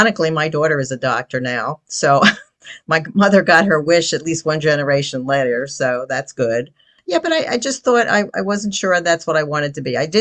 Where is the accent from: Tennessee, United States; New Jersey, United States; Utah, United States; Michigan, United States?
New Jersey, United States; also born or lived in Bronx, New York; I am from New Jersey. When I was very, very young, I was in the Bronx for a while.